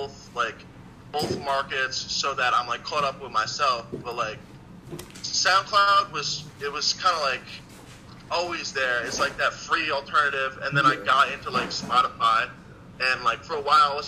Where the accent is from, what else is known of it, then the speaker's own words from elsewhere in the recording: New Jersey, United States; also born or lived in Albany area, New York; now in New York, United States; I was originally from Jersey. And then I moved up to New York, and I found my place up in the 518